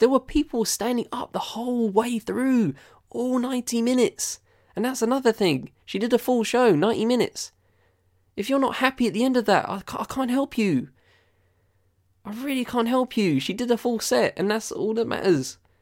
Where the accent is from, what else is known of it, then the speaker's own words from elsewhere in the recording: United Kingdom; I'm a British guy